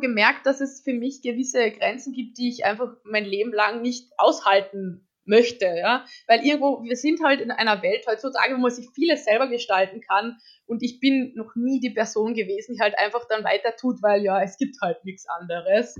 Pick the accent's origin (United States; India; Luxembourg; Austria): Austria; ich komme aus Österreich